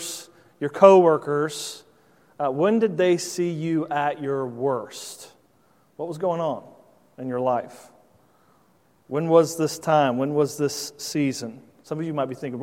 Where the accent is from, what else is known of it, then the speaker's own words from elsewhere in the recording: Indiana, United States; moved away as an adult; now in Virginia, United States; I grew up in Indiana, so I'm not accustomed to being around large bodies of water like you are here on the East Coast. But since living in Virginia the last 6 years